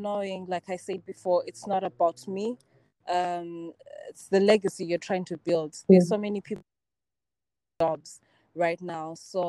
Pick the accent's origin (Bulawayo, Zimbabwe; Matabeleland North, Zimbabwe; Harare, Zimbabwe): Bulawayo, Zimbabwe; moved away as an adult; also born or lived in South Africa; I was born and raised in Blawayo, Zimbabwe.